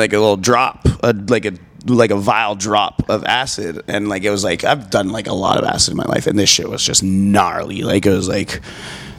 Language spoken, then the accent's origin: English; Calgary, Alberta, Canada; I'm from Calgary